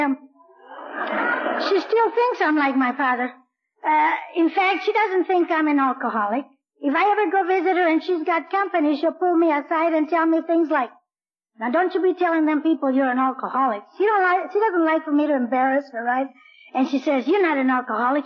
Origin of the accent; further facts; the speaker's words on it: Orange County, California, United States; moved away as an adult; now in Blythe, United States; I'm really from Orange County